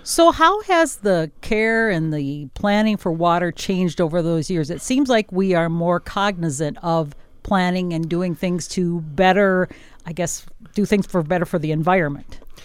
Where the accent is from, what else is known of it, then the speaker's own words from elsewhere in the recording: northwest Wisconsin, United States; also born or lived in southern Minnesota; now in Minnesota, United States; I come from Wisconsin in an area of northwest Wisconsin on a, a big farm, and we had sandy soil. So when I moved to southern Minnesota in nineteen eighty-eight